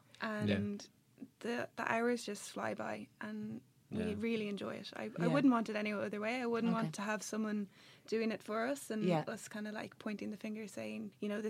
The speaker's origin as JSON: {"language": "English", "country": "Ireland", "said": "they knew I was from Ireland, so they said to find you whenever I got back."}